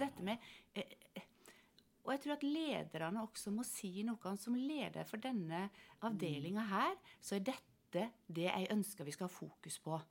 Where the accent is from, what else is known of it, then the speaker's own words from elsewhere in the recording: Sunnmøre, Møre og Romsdal, Norway; moved away as an adult; also born or lived in Finnmark; da er jeg jo sunnmøring